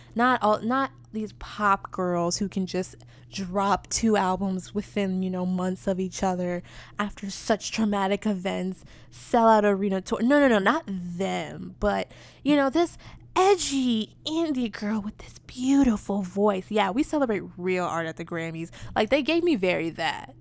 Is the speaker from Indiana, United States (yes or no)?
no; New York, United States; I'm also from New York